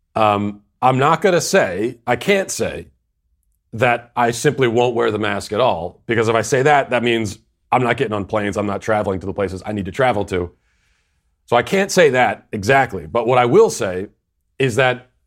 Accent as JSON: {"language": "English", "region": "Virginia", "country": "United States", "also_born_or_lived": "Tennessee", "said": "my home state of Virginia back to my old stomping grounds of Tennessee"}